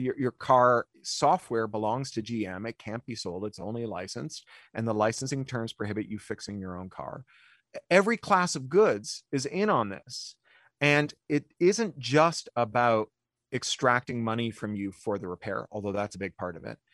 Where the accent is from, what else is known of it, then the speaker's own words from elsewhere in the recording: Ontario, Canada; moved away; I grew up in Ontario